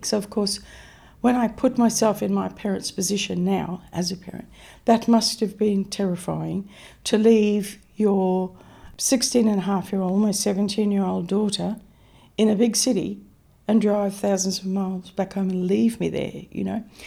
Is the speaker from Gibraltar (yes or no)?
no; Mount Isa, Queensland, Australia; I grew up in Mount Isa. I was actually born out in Mount Isa